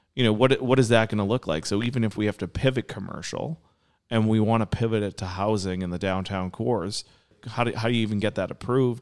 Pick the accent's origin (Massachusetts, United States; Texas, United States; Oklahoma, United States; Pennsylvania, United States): Massachusetts, United States; Nahant; I grew up on the North Shore. I went to school in Nahant